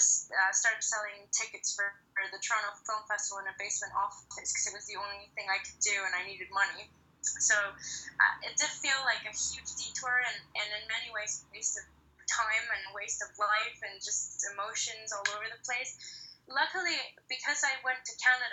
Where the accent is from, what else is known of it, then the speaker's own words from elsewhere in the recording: Mexico; moved away as an adult; I'm originally from Mexico, but I left about 12 years ago and have just been living in different countries since